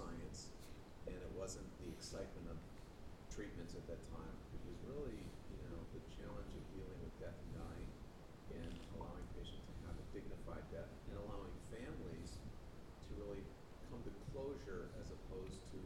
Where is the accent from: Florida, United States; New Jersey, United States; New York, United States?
New York, United States; Buffalo; moved away as an adult; also born or lived in California; I was born and raised in Buffalo, New York